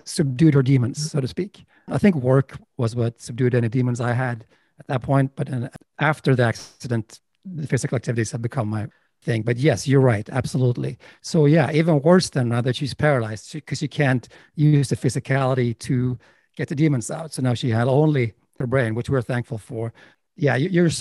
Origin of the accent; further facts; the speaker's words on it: Sweden; moved away as an adult; also born or lived in Los Angeles; now in United States; I'm from Sweden, and I was a filmmaker in Sweden and director